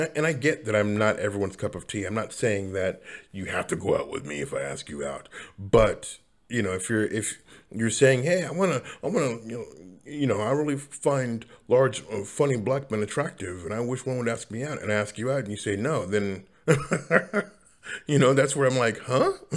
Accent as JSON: {"language": "English", "town": "Seattle", "region": "Washington", "country": "United States", "also_born_or_lived": "Los Angeles, United States", "said": "I come from Seattle, but I, I moved to LA and then come back"}